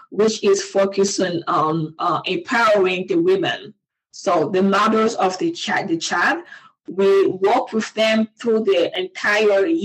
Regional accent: DR Congo; English is a second language; moved away as an adult; I was born and raised in Congo. I left my country um, in 2003. In 2003, and uh, in that right after I finished college, I went to the in the eastern part of my country

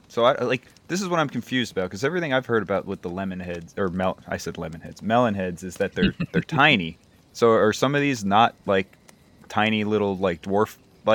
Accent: Saugerties, New York, United States; also born or lived in Hartford, Connecticut; I grew up in Saugerties, New York

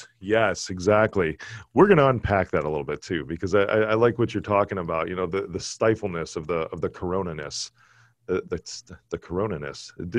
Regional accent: Chicago, Illinois, United States; Most people cannot tell that I'm from Chicago.

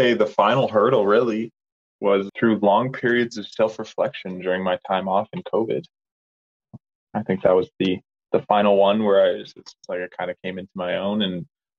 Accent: Canada; moved away; I think growing up in the Peace Country was only half of it.

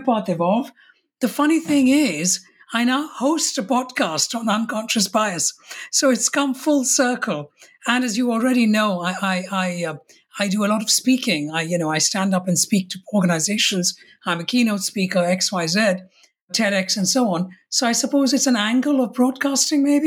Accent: Kolkata, West Bengal, India; moved away as an adult; also born or lived in Mumbai, India / Rajasthan, India / Kerala, India; now in London, United Kingdom; I was born in what I know as Bombay in India and is now known as Mumbai. And when I was six, we moved to Calcutta or Kolkata in Bengal. And I grew up in Calcutta. And I now live in London in the United Kingdom.

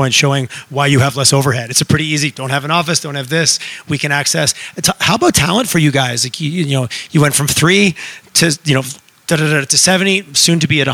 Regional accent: Montreal, Quebec, Canada; I grew up in Montreal

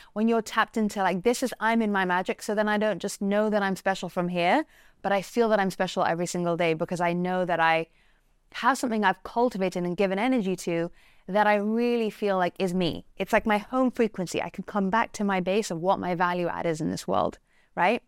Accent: England, United Kingdom; I'm English

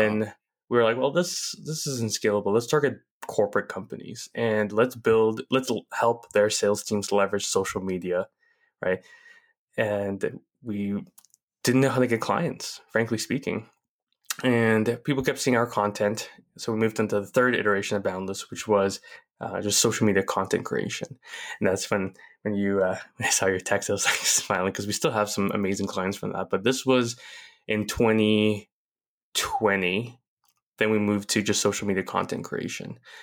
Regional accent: Chandler, Arizona, United States; I grew up in Chandler, Arizona, in the suburb of Phoenix

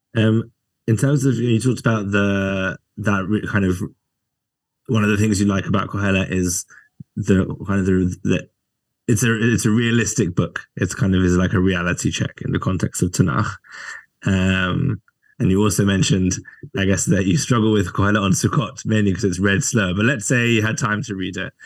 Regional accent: England, United Kingdom; me as an English person

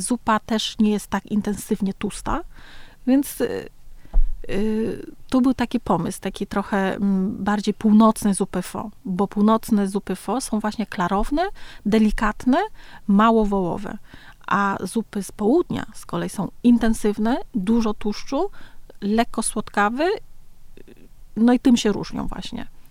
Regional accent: Nam Dinh Province, Vietnam; Polish is a second language; now in Warsaw, Poland; urodziłam się w Dinh

